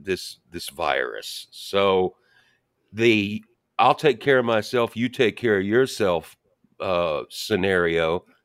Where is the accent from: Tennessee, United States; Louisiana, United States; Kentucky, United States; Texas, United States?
Kentucky, United States; suburbs of Louisville; moved away; I grew up in the suburbs as well. And, you know, and a big city for us was, you know, Louisville, Kentucky